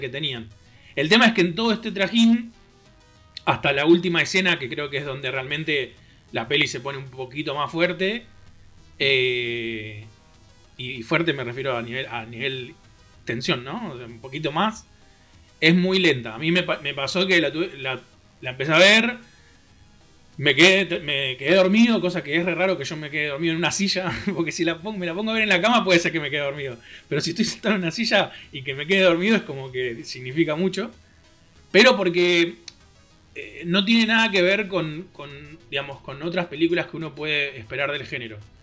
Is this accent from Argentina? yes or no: yes; Argentina; folclore de nuestro país